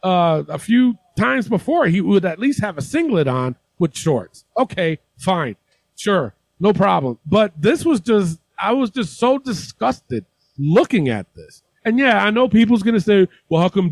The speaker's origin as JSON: {"language": "English", "town": "New York City", "region": "New York", "country": "United States", "said": "I'm from the Bronx, too"}